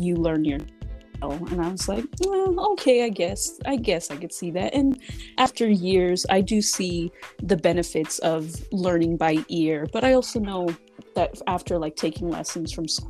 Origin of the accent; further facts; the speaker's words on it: Fontana, California, United States; also born or lived in Redlands, California / Colton, California; I was born in Redlands, California. I grew up a little bit in Colton before moving to Fontana and kind of just staying there for the rest of my